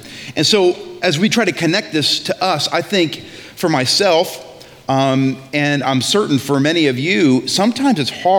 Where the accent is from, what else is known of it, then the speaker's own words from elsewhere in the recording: Maine, United States; But I grew up in Maine, so that's gotta count for something, right?